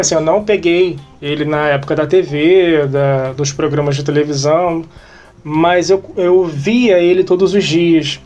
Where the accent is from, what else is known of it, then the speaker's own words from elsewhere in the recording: São Gonçalo, Rio de Janeiro, Brazil; eu que sou nascido em São Gonçalo